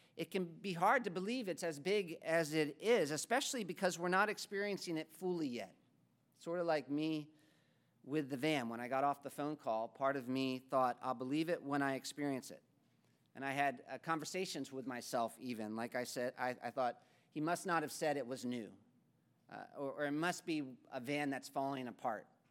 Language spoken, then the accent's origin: English; United States; moved away as an adult; also born or lived in Africa; as an American